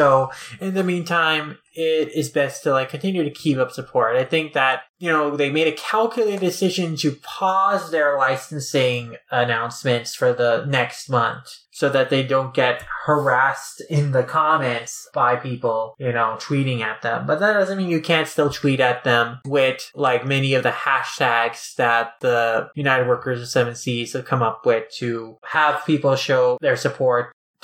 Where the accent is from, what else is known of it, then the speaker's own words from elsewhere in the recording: India; growing up in India, you know, Shin-chan is very popular there.